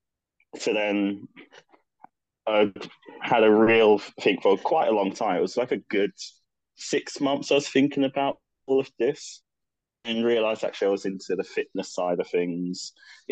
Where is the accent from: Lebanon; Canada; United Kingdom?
United Kingdom; London; I grew up in London. I've been born and raised there all my life